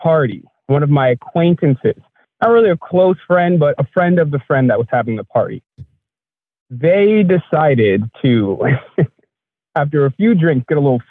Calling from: New York, United States; I'm calling from New York.

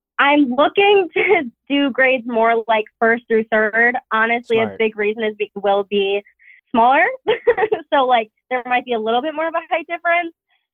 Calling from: Massachusetts, United States; I'm 20. I'm calling from Massachusetts.

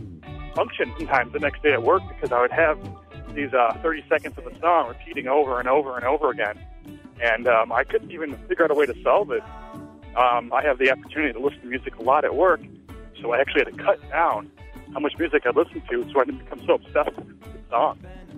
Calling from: Chicago, Illinois, United States; I'm calling from Chicago, Illinois.

